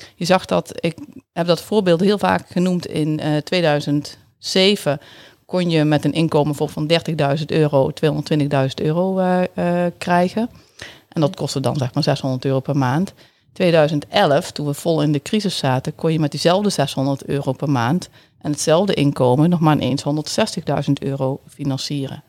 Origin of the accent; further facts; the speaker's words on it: Netherlands; accent: zachte G; moved away as an adult; also born or lived in Tilburg / Groningen; now in Assen, Netherlands; mijn zachte G die ga ik gewoon niet verliezen